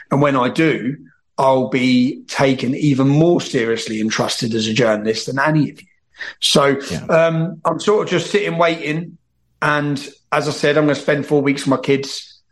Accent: England, United Kingdom; I go to jail as a British journalist for two years because of that film.

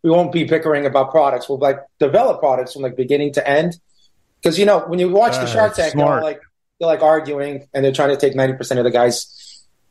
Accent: New York City, New York, United States; also born or lived in Israel; I grew up in Brooklyn

